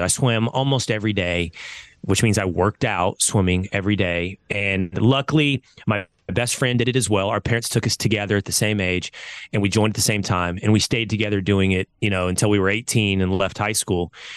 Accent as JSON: {"language": "English", "town": "Sherman", "region": "Texas", "country": "United States", "tie": "born or raised there", "said": "I'm from Sherman, Texas. When I grew up, population thirty thousand"}